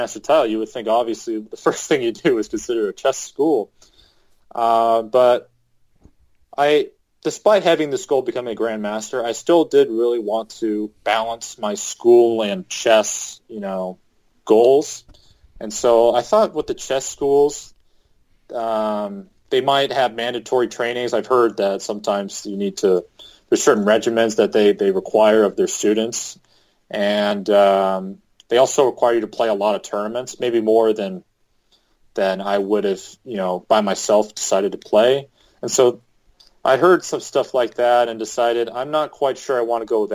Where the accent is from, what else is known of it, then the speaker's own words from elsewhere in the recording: Southern California, United States; moved away as an adult; also born or lived in Provo, Utah; I'm a guy from Southern California